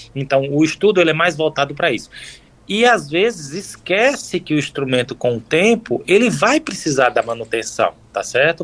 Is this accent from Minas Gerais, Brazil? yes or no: no; Campina Grande, Paraíba, Brazil; moved away as an adult; now in Paris, France; sou natural, sou paraibano, né? De Campina Grande, na Paraíba